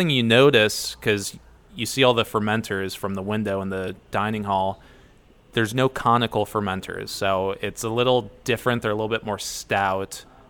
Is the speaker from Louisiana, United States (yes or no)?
no; Middlefield, Ohio, United States; moved away as an adult; also born or lived in Cleveland; I'm from Middlefield, Ohio.